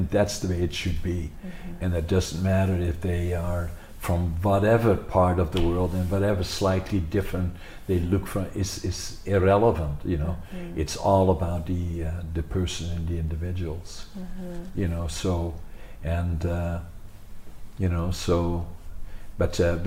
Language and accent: English; Netherlands; now in Canada; growing up in Holland when I was a kid